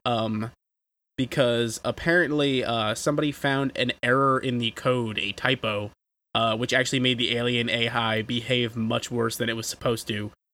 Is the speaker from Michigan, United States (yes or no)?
no; New York, United States; as a New Yorker